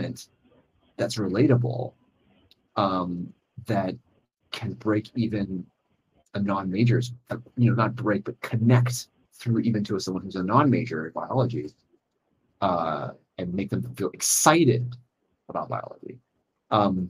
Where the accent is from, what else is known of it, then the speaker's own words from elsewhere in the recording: Illinois, United States; now in Hong Kong; I was originally from Illinois. I was born in Illinois